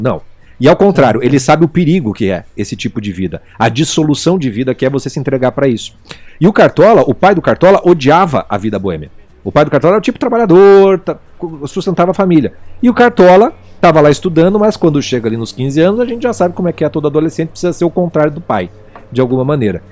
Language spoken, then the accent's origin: Portuguese; Brazil; nós brasileiros